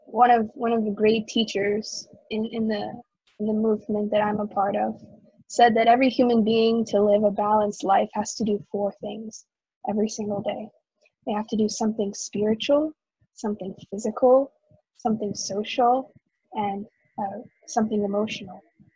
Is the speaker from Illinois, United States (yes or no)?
no; Houston, Texas, United States; Houston, Texas.